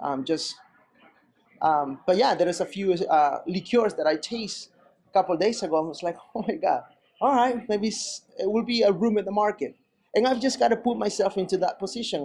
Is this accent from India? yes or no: no; Peru; moved away; when I grew up in Peru